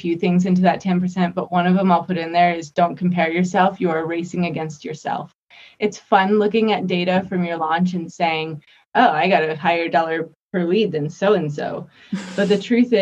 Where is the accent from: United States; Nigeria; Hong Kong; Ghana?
United States; Las Vegas, Nevada; I grew up in Vegas